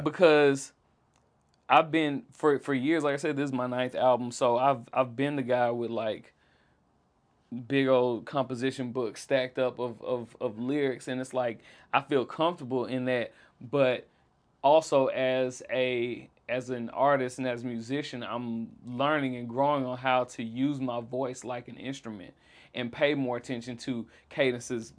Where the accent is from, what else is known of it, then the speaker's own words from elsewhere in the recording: Jackson, Mississippi, United States; I grew up in South Jackson